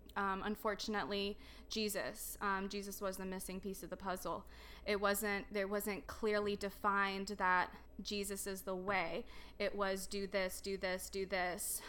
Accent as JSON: {"language": "English", "town": "Dallas", "region": "Texas", "country": "United States", "tie": "born or raised there", "also_born_or_lived": "Romania", "said": "I grew up here in, um, Dallas, Texas area. Um, my whole entire life."}